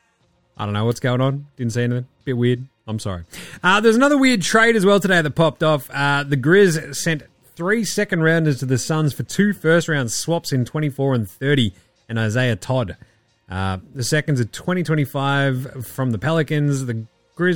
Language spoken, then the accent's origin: English; Australia; accent: Australian; my Australian swearing, which is vociferous and meaty